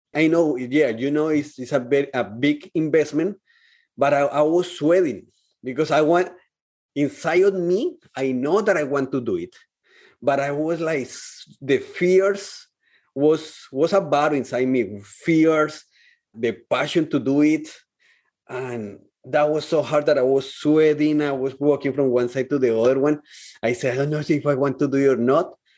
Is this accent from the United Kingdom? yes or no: no; Colombia; moved away as an adult; when I came from Colombia to here, in Colombia, I was living with my parents, with my family.